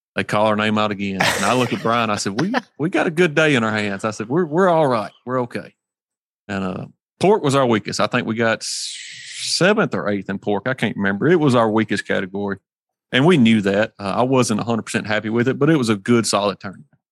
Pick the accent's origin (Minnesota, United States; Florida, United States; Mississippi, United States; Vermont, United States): Mississippi, United States; Hernando; I'm from Hernando, Mississippi, so we're on the tip of the sip down here